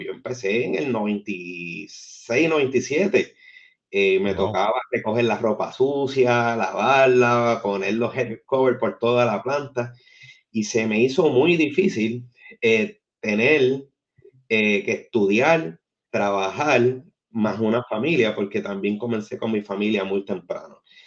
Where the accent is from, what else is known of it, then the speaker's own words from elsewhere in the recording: San Juan, Puerto Rico; Yo soy original de Santurce, Puerto Rico, la cuna de la cultura